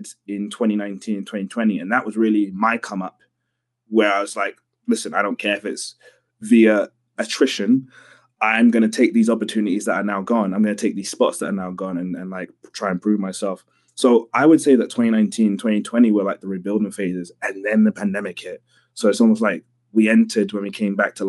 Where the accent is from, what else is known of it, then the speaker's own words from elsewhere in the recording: London, United Kingdom; I'm a kid from London